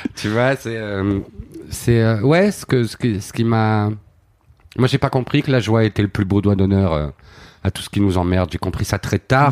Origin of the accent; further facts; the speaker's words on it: Flawinne, Wallonia, Belgium; moved away as an adult; also born or lived in Paris; j'ai vraiment grandi dans dans ce truc bucolique